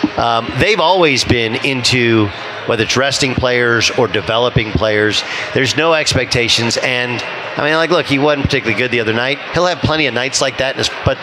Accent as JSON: {"language": "English", "town": "Los Angeles", "region": "California", "country": "United States", "tie": "born or raised there", "moved": "yes", "said": "I grew up in Los Angeles. I moved away, moved back. And so I've been there, I think, 8 of the last 11 years, right?"}